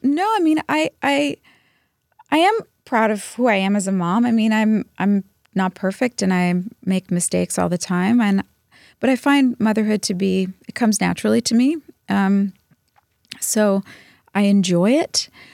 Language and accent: English; Dallas, Texas, United States; moved away; also born or lived in New Jersey; I grew up in Dallas until I went to New Jersey